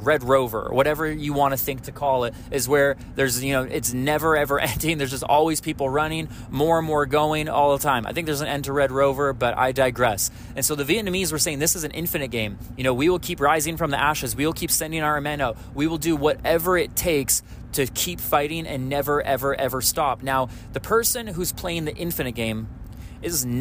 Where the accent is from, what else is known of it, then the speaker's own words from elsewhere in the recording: Canada; I'm Canadian